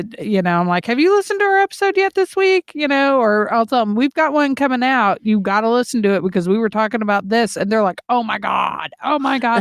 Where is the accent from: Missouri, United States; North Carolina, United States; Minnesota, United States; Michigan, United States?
Missouri, United States; St. Louis; moved away; my hometown people in the Lou